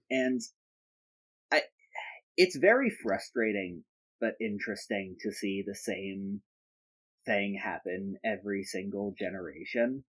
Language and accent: English; United Kingdom; being British